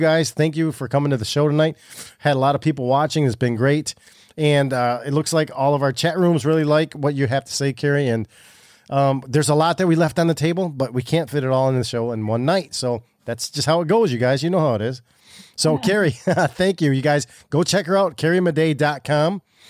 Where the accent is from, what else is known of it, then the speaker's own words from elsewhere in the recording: Michigan, United States; Now we're Michiganiacs